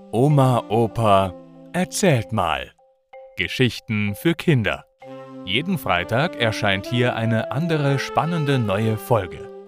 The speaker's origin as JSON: {"language": "German", "town": "Münster", "region": "North Rhine-Westphalia", "country": "Germany", "tie": "born or raised there", "said": "Ich bin in Münster aufgewachsen und so auch später noch häufig nach Münster zu Besuch bei alten Freunden gefahren."}